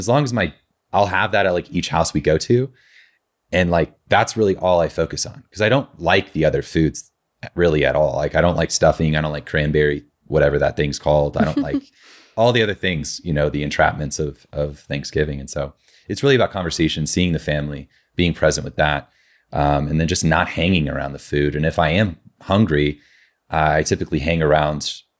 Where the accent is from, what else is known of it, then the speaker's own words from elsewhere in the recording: Indiana, United States; And so growing up in Southern Indiana, you know, Indiana's a very long and slender state.